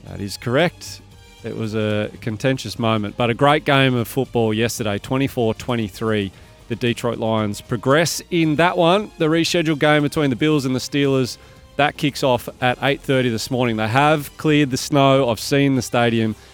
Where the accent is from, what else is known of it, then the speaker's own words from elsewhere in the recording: Bathurst, New South Wales, Australia; now in Sydney, Australia; I grew up in Bathurst, and, uh, when I finished school when I was seventeen years old, I moved to Sydney.